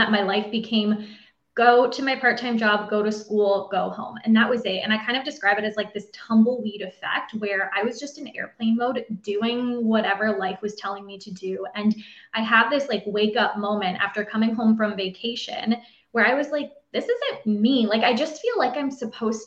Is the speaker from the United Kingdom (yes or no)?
no; Ontario, Canada; I'm from Ontario, Canada